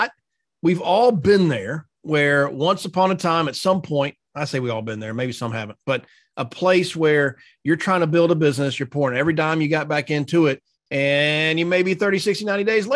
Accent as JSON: {"language": "English", "region": "North Carolina", "country": "United States", "tie": "born or raised there", "moved": "as an adult", "lives_now": "Dallas, United States", "said": "When I was in living in North Carolina, first year of marriage, I wasn't in the insurance business yet"}